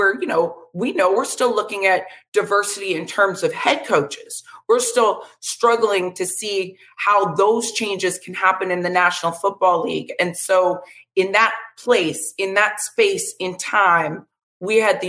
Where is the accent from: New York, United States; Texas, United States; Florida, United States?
Florida, United States; Vero Beach; I'm a Florida native, grew up in Vero Beach, Florida